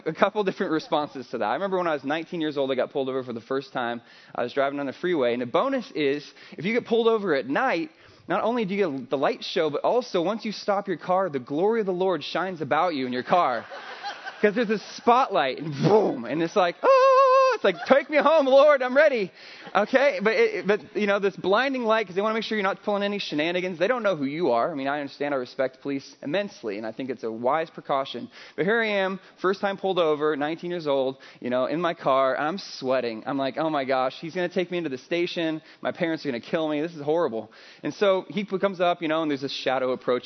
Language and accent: English; Midwest, United States; now in California, United States; I'm not from California originally. I'm from the Midwest.